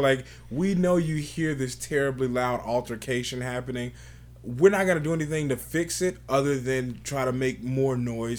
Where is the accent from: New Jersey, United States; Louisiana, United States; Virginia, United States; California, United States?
Louisiana, United States; Bernice; moved away as an adult; now in Des Moines, United States; from Des Moines. I'm originally from Bernice, Louisiana. And I moved to Des Moines 5 years ago